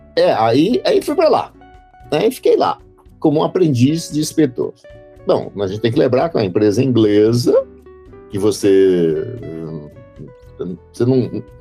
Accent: Glicério, São Paulo, Brazil; also born or lived in Braúna, São Paulo; eu nasci em Braúna, interior de São Paulo. É, todo mundo fala, mas onde fica? É perto de Birigui, Satuba ah, e depois, quando eu tinha dois anos, meu pai se mudou para Glicério

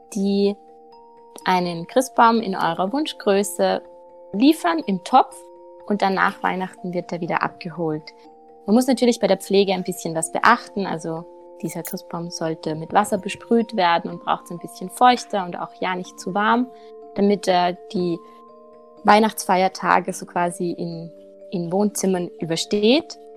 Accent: Salzburg, Austria; bei uns in Salzburg

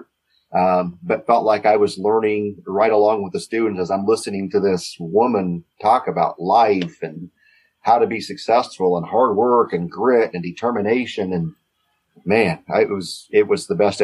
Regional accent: Kansas, United States; I wanted to be back somewhere close to my hometown. And so I'm right in the middle of Kansas, near the Wichita metro area.

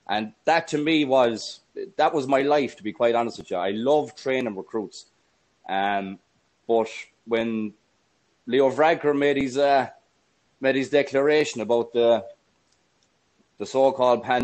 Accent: Galway, Connacht, Ireland; also born or lived in Cavan; I was born in Galway City in 1983. At the age of 17, I joined the army

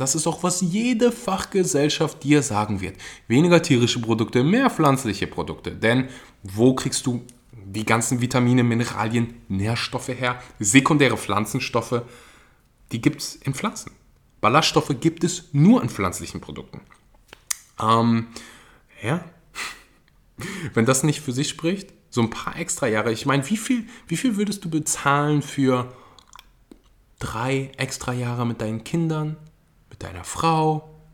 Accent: Germany; bei uns in Deutschland

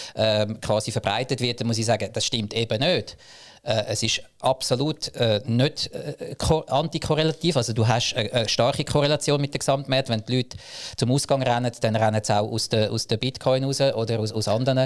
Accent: Zug, Switzerland; Ich komme aus dem Crypto Valley Zug

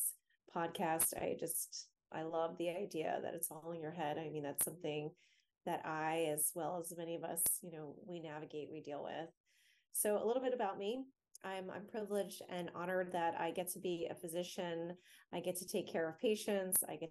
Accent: Florida, United States; now in Washington, D.C. area, United States; I grew up in Florida, and now I'm in the DC area

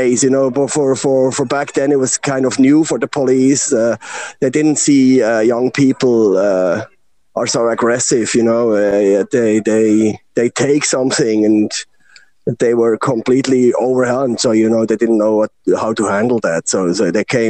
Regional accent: Bern, Switzerland; I'm born from Bern, Switzerland. It's a very small town, so there is no rock and roll culture

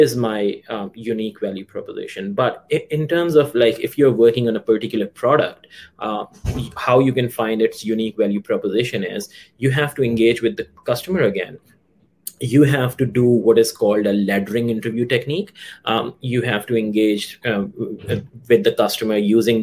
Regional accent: Pakistan; moved away; I come from Pakistan

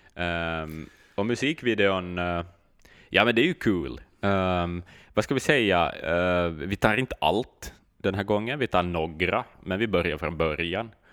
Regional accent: Finland

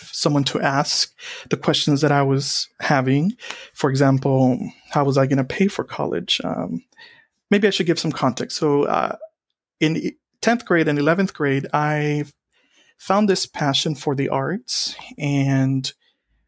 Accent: Donna, Texas, United States; I grew up in Donna, Texas, a town that borders the Mexico and U.S. states. And I grew up here my entire life

